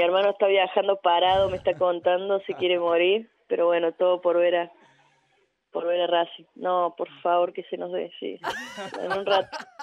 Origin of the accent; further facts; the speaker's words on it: Córdoba, Argentina; moved away; yo también vengo de Córdoba, vengo del interior